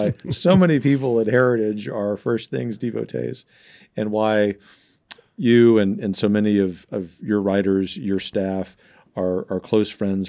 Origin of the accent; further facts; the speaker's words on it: the South, United States; Well, you know, I am a Southerner.